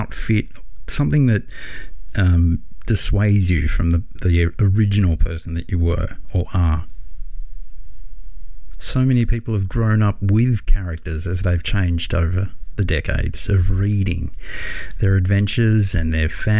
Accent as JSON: {"language": "English", "country": "Australia", "tie": "born or raised there", "said": "my hometown"}